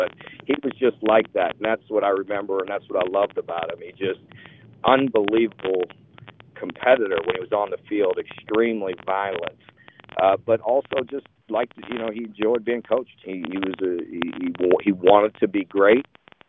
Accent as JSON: {"language": "English", "town": "Youngstown", "region": "Ohio", "country": "United States", "tie": "born or raised there", "moved": "yes", "said": "Growing up in Youngstown, of course, had a lot to do with it."}